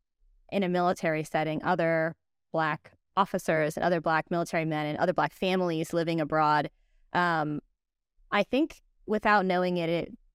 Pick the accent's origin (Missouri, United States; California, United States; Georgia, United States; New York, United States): California, United States; San Diego; born there; also born or lived in Virginia; I was born in San Diego. Within my first year of life, we moved across the country to Virginia.